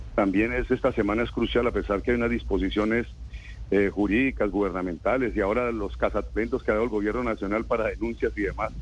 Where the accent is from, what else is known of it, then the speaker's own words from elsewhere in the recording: Colombia; como colombiano